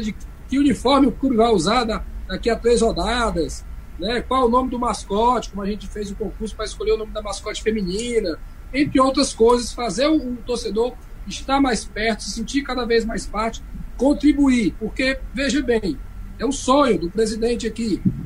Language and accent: Portuguese; Fortaleza, Ceará, Brazil; sou cearense, né, nasci em Fortaleza